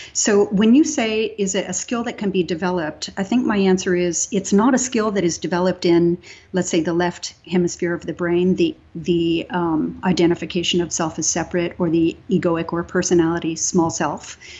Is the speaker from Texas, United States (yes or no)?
yes; Texas, United States; I grew up in Texas